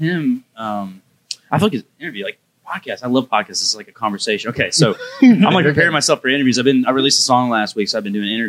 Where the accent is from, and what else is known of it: Parkville, Missouri, United States